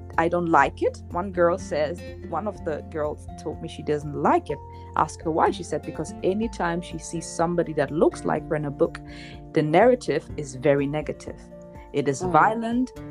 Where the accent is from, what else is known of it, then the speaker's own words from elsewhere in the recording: Germany; moved away as an adult; now in Switzerland; I was born and raised in Germany.